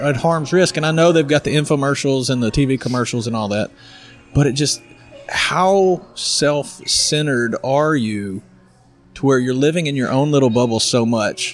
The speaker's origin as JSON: {"language": "English", "town": "El Dorado", "region": "Arkansas", "country": "United States", "also_born_or_lived": "Louisiana", "lives_now": "Wynne, United States", "said": "I'm from El Dorado originally, but I live in Wynn, Arkansas"}